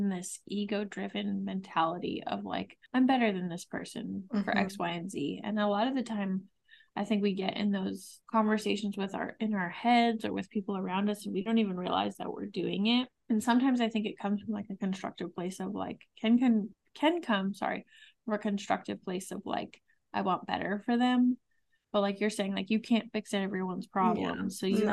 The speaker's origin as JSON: {"language": "English", "region": "Massachusetts", "country": "United States", "said": "we're both from Massachusetts. We don't live far from Boston"}